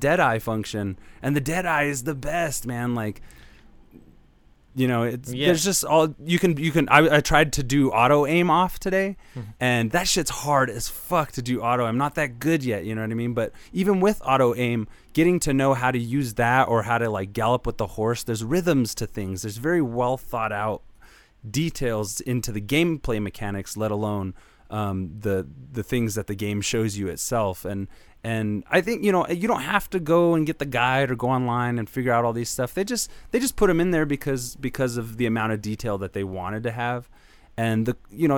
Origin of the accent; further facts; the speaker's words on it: the West, United States; I grew up in the West. It's I grew up in the West, and it's deeply rooted in my bones